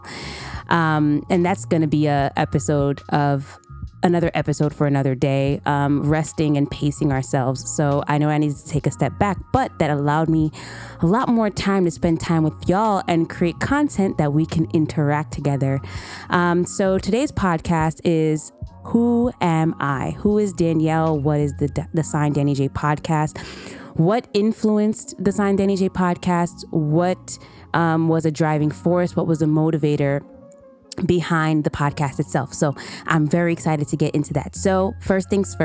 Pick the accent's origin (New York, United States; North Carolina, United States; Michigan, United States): New York, United States; New York City; also born or lived in Massachusetts; born and raised in Brooklyn, New York